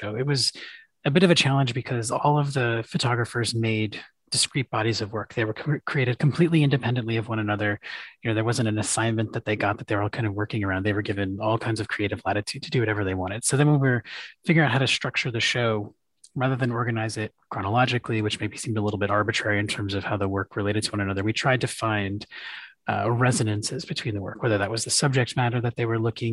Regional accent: Western Massachusetts, United States; also born or lived in Chicago; now in Atlanta, United States; where I grew up in Western Massachusetts

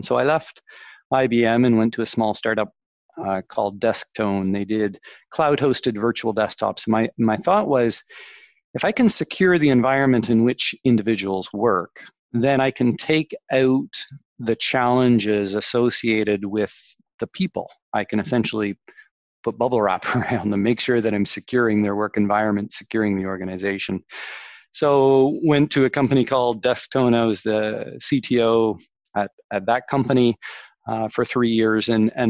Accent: Canada; accent: Canadian; probably tell from the accent, Canadian accent, I grew up in Canada

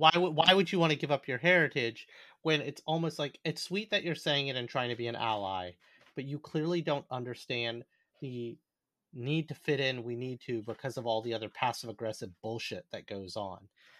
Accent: United States; as an Asian American growing up in this country.

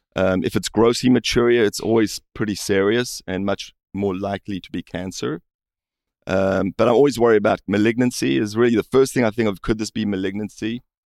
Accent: South Africa; moved away; I grew up in South Africa

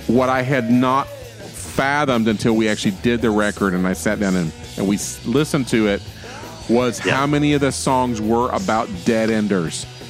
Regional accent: Florida, United States; I'm from Florida

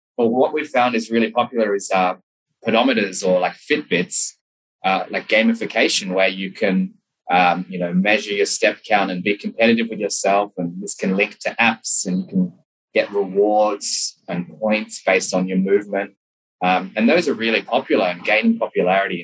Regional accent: Sydney, New South Wales, Australia; also born or lived in Memphis, United States; I'm from Sydney, Australia.

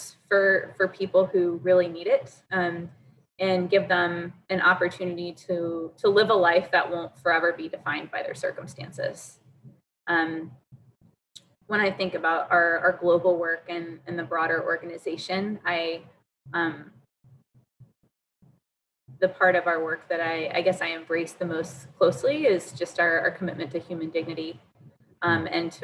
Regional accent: Durham, North Carolina, United States; I grew up in Durham

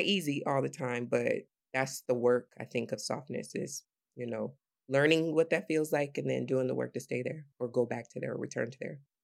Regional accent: Sandusky, Ohio, United States; I'm from Sandusky, Ohio, which is this predominantly white, when I was growing up, predominantly white

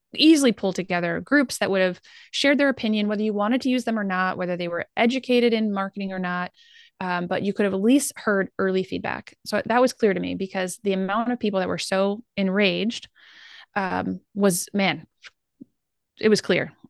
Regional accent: Midwest, United States; we're from the Midwest

